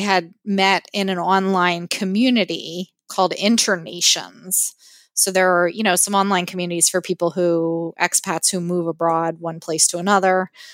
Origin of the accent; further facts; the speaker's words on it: Pennsylvania, United States; moved away as an adult; also born or lived in San Francisco Bay Area, California; now in Victoria, Canada; I grew up, as did my husband, in Pennsylvania